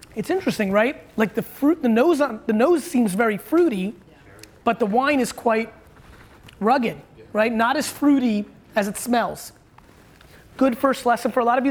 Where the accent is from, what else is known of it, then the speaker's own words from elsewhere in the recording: Edison, New Jersey, United States; I grew up in Edison where they were like building a lot